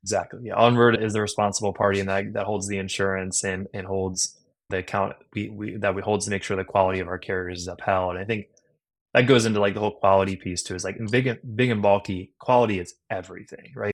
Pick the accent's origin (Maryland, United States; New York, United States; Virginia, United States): Maryland, United States; Harford County; I grew up in, in Maryland, in Hartford County, Maryland